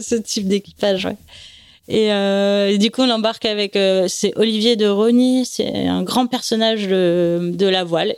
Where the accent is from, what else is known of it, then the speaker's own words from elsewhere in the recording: Nice, Provence-Alpes-Côte d'Azur, France; also born or lived in Paris; En fait, je suis née à Paris, ils ont eu la bonne idée de déménager à Nice quand j'avais trois ans